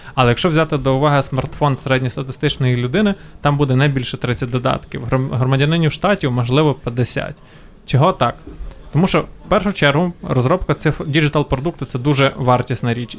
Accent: Ukraine; в нас в Україні

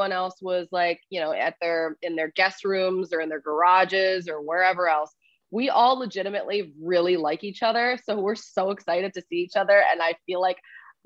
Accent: Philadelphia, Pennsylvania, United States; I'm from Philadelphia

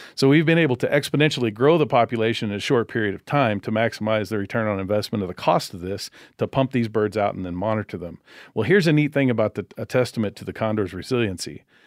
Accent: Bakersfield, California, United States; I grew up outside of Bakersfield, California, in a little farming community

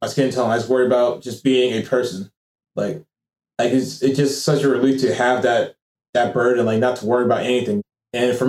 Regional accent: United States; moved away; I'm not from Africa, I'm from America

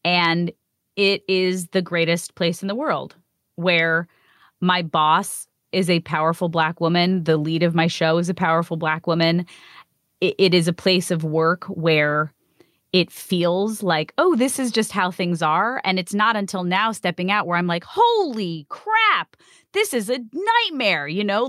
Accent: New York, United States; me being a New Yorker

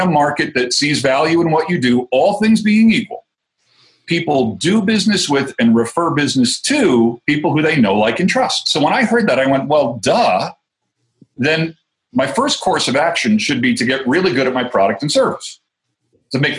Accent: New Jersey, United States; accent: Jersey; moved away as an adult; now in Colorado, United States; I'm originally from New Jersey. I got moved to Colorado 12 years ago

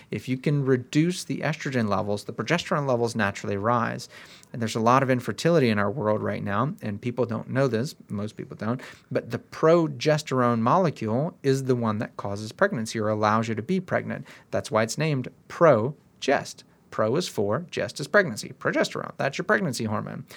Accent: United States; we're all American

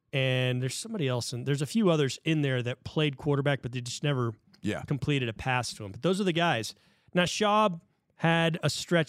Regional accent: Texas, United States; as a Texan, I don't count the 2 years with the.

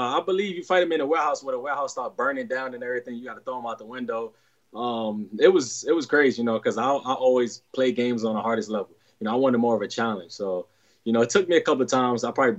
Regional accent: New York City, New York, United States; moved away as an adult; also born or lived in Ohio; Kid from Brooklyn

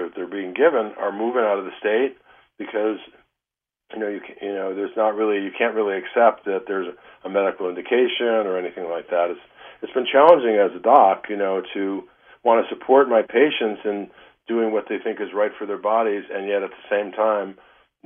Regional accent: Detroit, Michigan, United States; moved away as an adult; also born or lived in Ann Arbor, Michigan; now in Northern California, United States; you and I grew up in Detroit

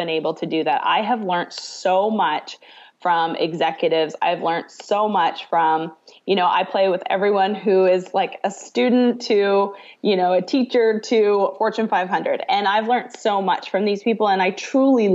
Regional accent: Canada; moved away as an adult; now in Arkansas, United States; I'm originally from Canada. I grew up in Canada. I now actually call Arkansas home.

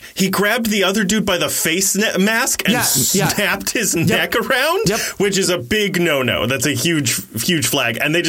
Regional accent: Ohio, United States; I'm from Ohio.

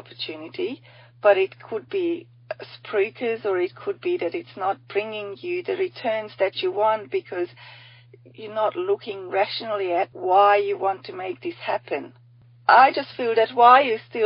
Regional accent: Hungary; now in Australia; I'm from Hungary originally. I'm only a token Aussie here.

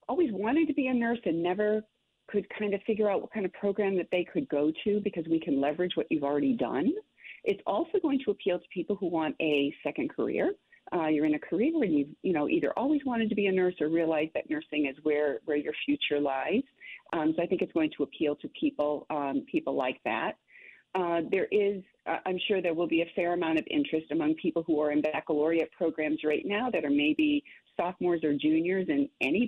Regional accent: Massachusetts, United States; moved away as an adult; now in New Orleans, United States; I come from Massachusetts

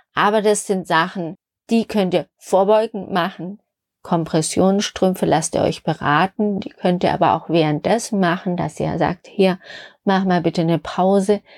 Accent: Stuttgart, Baden-Württemberg, Germany; in Schwaben, Stuttgart, wo ich herkomme

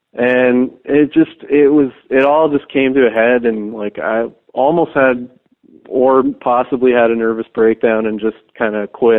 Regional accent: Canada; at first I'd be like, well, you know, I'm from Canada, and, you know, I don't really have great distro over in the U.S., because no one was really interested in distroing a Canadian hardcore label then.

